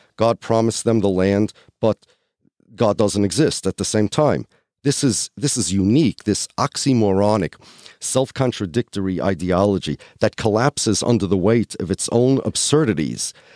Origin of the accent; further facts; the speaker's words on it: United States; I'm an American